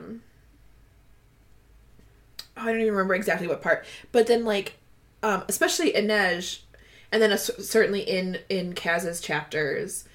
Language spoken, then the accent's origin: English; Midwest, United States; I'm from the Midwest